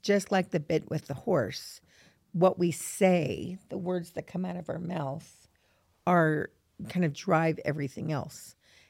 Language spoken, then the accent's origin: English; New York, United States; So we grew up in New York, and I do have to say all my friends love to swear, and I loved clever swearing.